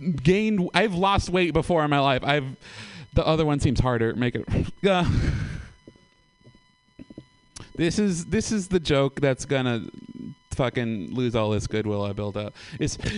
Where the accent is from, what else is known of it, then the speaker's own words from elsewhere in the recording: Oakland, California, United States; I'm born and raised in Oakland